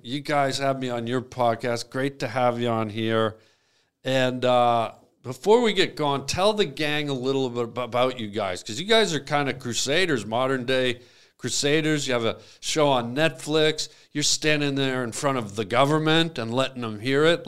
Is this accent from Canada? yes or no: yes; Canada; I grew up in Canada